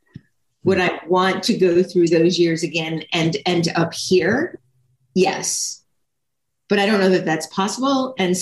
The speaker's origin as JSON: {"language": "English", "region": "New York", "country": "United States", "tie": "born or raised there", "also_born_or_lived": "Long Island / Albany / Manhattan", "said": "I'm a native New Yorker. I was born in New York City, but I only lived in the boroughs of New York City until sixth grade, and then 6th through 12th lived on Long Island"}